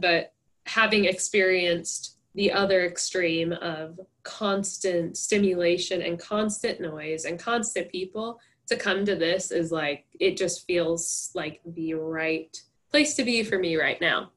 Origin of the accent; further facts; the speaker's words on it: Henderson, Nebraska, United States; moved away as an adult; I was born and raised here, so I'm from Henderson, but my family is not from here